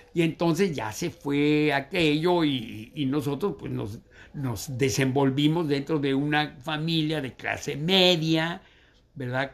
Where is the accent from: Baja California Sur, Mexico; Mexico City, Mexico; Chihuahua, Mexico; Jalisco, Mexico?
Mexico City, Mexico; yo nací en la Ciudad de México, en lo que era el DF.